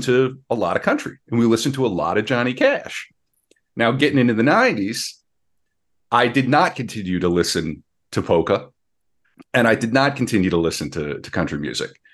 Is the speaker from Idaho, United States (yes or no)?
no; North Dakota, United States; growing up in North Dakota, uh, my great aunt and great uncle helped raise me.